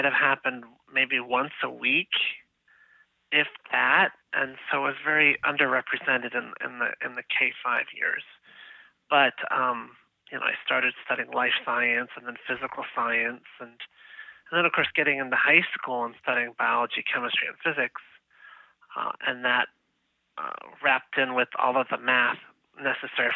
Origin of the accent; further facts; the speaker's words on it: Chicago, Illinois, United States; moved away; also born or lived in University Park, Pennsylvania; I'm originally from the Chicago, Illinois area